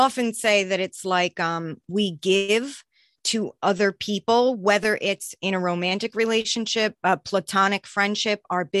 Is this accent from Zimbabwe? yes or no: no; New York, United States; now in Boston, United States; I'm originally from New York, but then my family moved here.